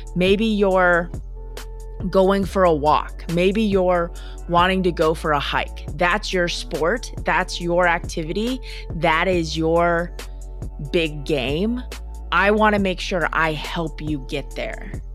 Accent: Minnesota, United States; I'm from Minnesota

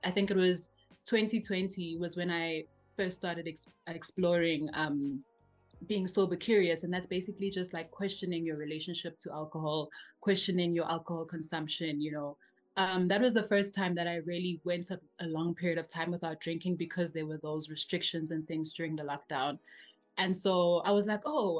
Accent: Benoni, Gauteng, South Africa; also born or lived in Grahamstown (Makhanda), South Africa; lived here my whole life, essentially, except for when I went to university. I went to Rose University, where I studied for 5 years. So that's the only time I lived outside of Benoni.

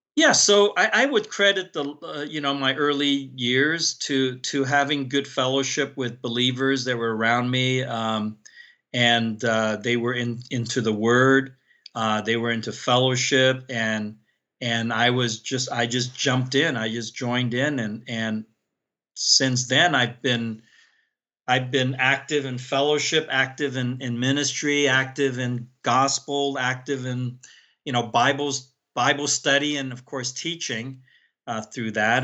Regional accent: San Francisco, California, United States; also born or lived in Hong Kong; I grew up in San Francisco

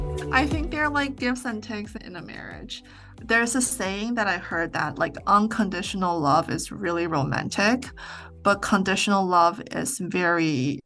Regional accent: Vancouver, British Columbia, Canada; Like when I was growing up in Vancouver, there were a lot of people, a lot of rich people in Canada, in Vancouver specifically.

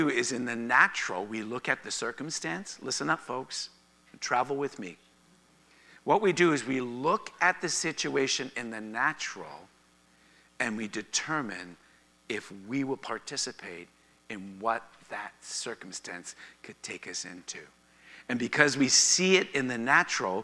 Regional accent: Canada; being Canadian

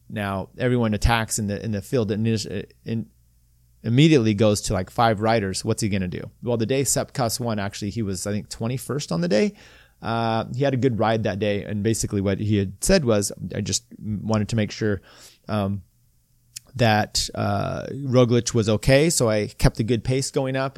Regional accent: United States; I'm American

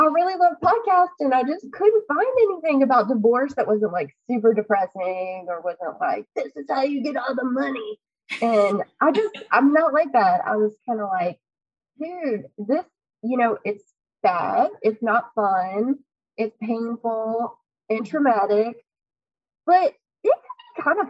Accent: Southside Virginia, United States; I grew up in Southside, Virginia, important. It's on the southern part of Virginia, very different from Nova.

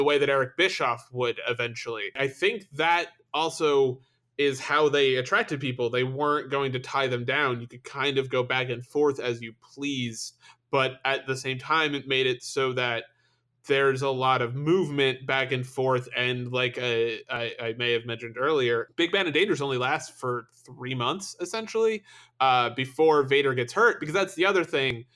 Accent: United States; as an American

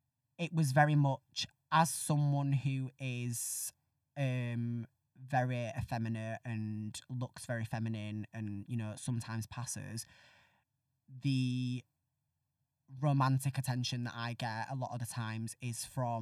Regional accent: Northern England, United Kingdom; accent: Northern; I was very surprised that they let me, from when I joined, like do my Northern accent, because I did, like when I got the job and I was learning lines, I thought, right, I'm gonna have to practice my RP.

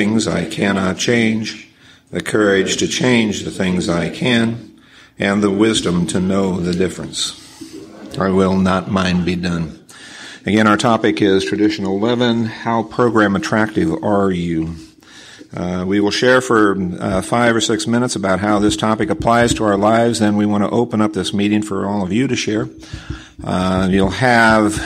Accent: Nebraska, United States; I'm from Nebraska

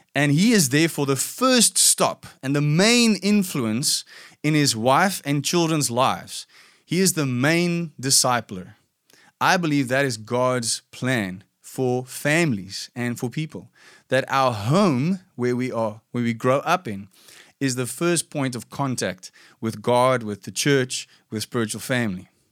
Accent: South Africa; I grew up in a in South Africa. We have this fairly typical background where a lot of Afrikaans white people come from

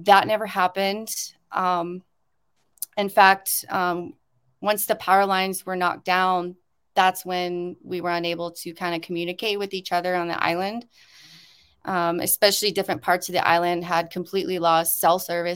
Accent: South Carolina, United States; now in Hawaii, United States; I grew up in Hurricane Alley in South Carolina, the southeast.

